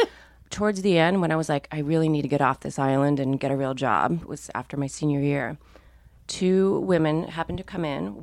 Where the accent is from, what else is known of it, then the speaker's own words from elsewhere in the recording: Minnesota, United States; I grew up in Minnesota, where people did not care deeply about clothes